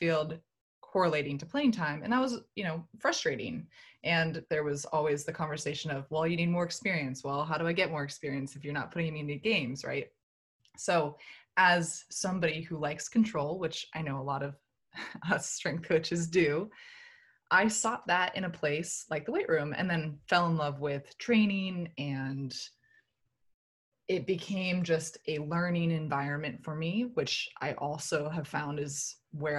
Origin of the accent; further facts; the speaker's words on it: Palo Alto, California, United States; moved away as an adult; also born or lived in Durham, North Carolina / Kansas; I was born and raised in Palo Alto, California, Northern California